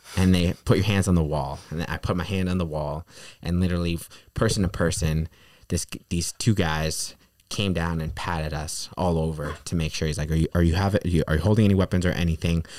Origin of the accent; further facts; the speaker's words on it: New York, United States; also born or lived in Peru; I'm from New York, New York, uh, specifically